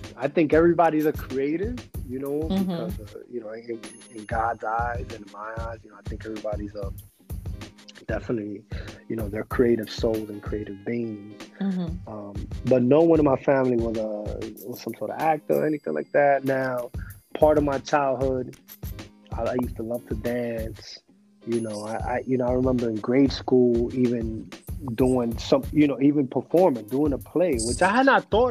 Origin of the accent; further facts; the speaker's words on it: New York City, New York, United States; accent: New York; moved away as an adult; also born or lived in Los Angeles; Growing up where I grew up at, in Elwood and 196, in that part of Washington Heights